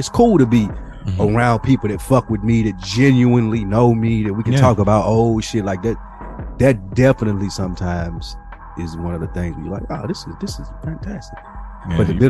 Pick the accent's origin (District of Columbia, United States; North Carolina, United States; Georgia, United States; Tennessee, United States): Tennessee, United States; Nashville; moved away; the people of Nashville, my hometown, went back there this weekend